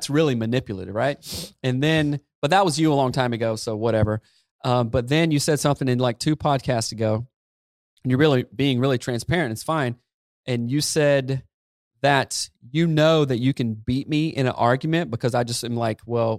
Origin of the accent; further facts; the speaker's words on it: the South, United States; anybody I grew up in the South